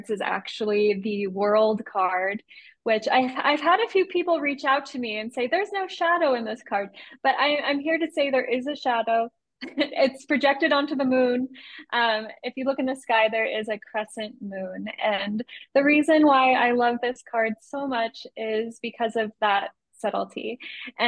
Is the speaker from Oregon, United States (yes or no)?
no; San Diego, California, United States; I grew up in San Diego